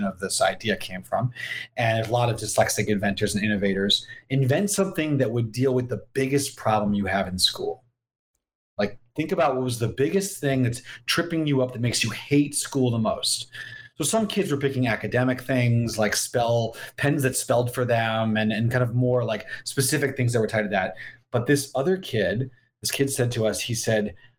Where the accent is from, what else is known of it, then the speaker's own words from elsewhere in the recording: Massachusetts, United States; I grew up in Massachusetts.